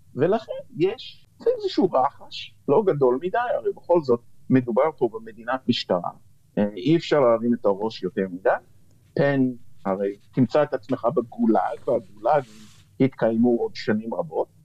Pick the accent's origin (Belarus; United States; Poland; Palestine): United States; now in Israel; כנער שגדל בשנות ה-60 וה-70 אה, במערב, בארצות הברית